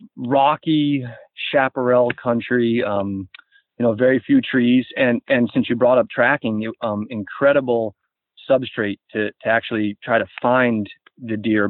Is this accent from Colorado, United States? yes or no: no; Boston, Massachusetts, United States; I was born in Boston, and I would consider most of my youth to be a city rat.